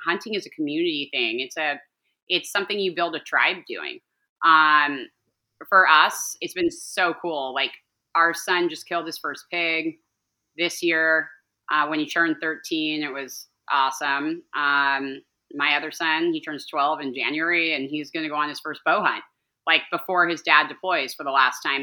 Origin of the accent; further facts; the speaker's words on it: Calabasas, California, United States; I grew up in Los Angeles, um, the outskirts of Los Angeles, in Calabasas specifically